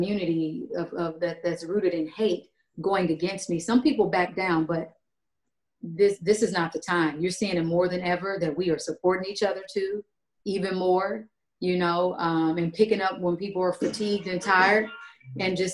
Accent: Kansas, United States; I'm from Kansas.

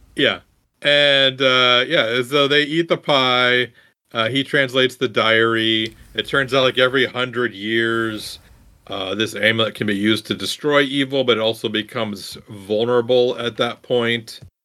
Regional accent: Iowa, United States; I grew up in Iowa

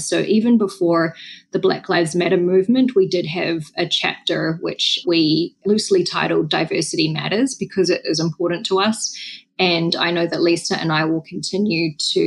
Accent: Wellington, New Zealand; moved away; I was on the streets of Wellington, which is not our biggest city, but it's our capital city. It's my hometown

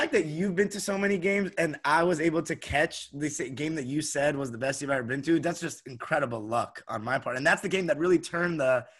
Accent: Los Angeles, California, United States; as an American, especially as an Angelino

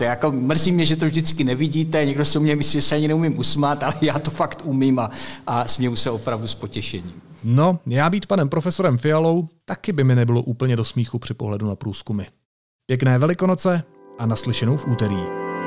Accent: Karlovy Vary Region, Czechia; pocházím z Karlovarského kraje

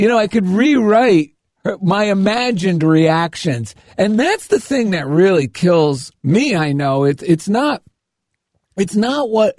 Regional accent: New Jersey, United States; I grew up in New Jersey

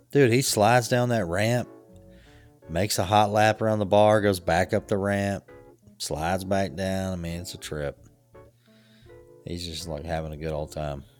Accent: the South, United States; growing up in the South

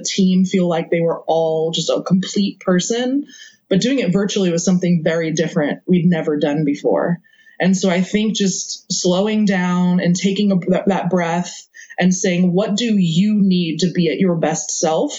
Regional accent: New York, United States; I grew up in New York, so I'm a fast talker.

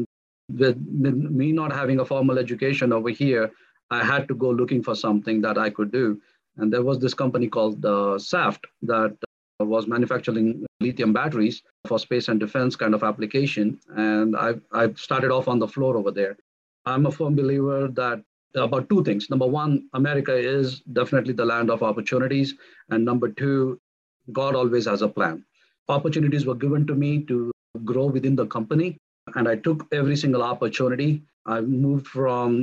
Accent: India; moved away as an adult; now in United States; I'm of Indian origin. So I moved to the United States in the year 2001.

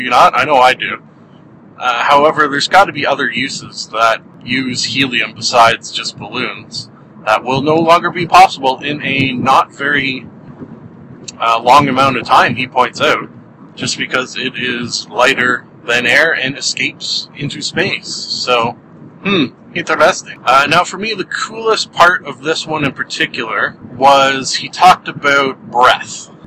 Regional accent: Canada; being Canadian

